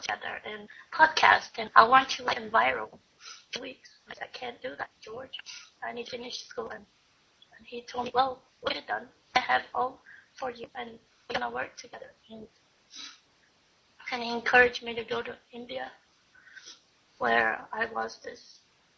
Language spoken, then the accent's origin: English; Brazil; moved away as an adult; now in Kansas, United States; I'm from Brazil. And it was because I believed in my dreams that I came to the U.S. to study